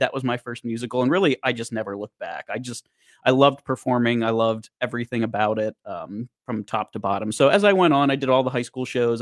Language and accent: English; Boiling Springs, Pennsylvania, United States; growing up in Boiling Springs, Carlisle's just the next town over